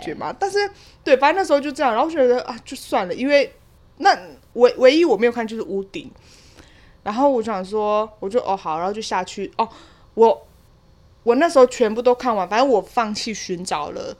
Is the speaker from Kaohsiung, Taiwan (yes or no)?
yes; Kaohsiung, Taiwan; 就是在我老家，就是在我高雄山上的老家